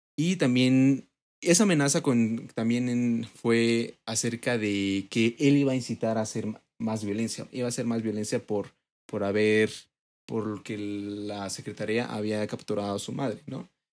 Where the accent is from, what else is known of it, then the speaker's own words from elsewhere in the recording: Mexico City, Mexico; yo en lo personal como mexicano, como chilango, porque yo nací aquí